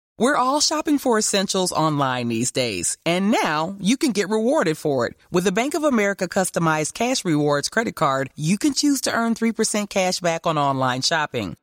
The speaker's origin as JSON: {"language": "English", "town": "Chengdu", "region": "Sichuan", "country": "China", "tie": "born or raised there", "moved": "yes", "said": "Tendu is my hometown. I grew up there."}